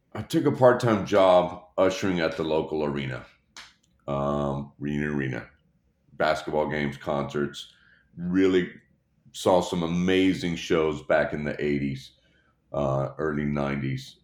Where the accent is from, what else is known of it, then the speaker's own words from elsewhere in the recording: Dallas, Texas, United States; born and raised in Dallas, Texas.